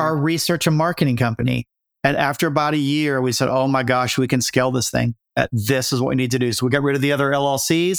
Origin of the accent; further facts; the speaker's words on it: Appalachia, United States; moved away as an adult; I grew up in Appalachia